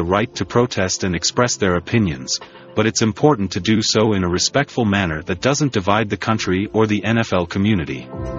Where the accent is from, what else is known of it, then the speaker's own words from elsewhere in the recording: Louisiana, United States; I grew up in Louisiana and was exposed to hunting and fishing at a young age.